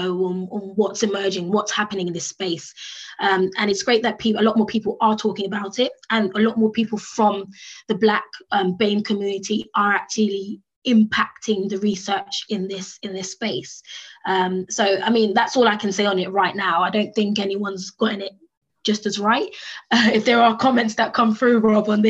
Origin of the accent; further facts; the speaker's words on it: United Kingdom; accent: British; my British accent